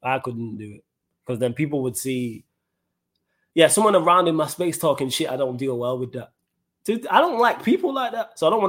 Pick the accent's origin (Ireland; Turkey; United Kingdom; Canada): United Kingdom; Manchester, North West England; Yes, I was born and raised Manchester, England, but yes, I am of Jamaican descent.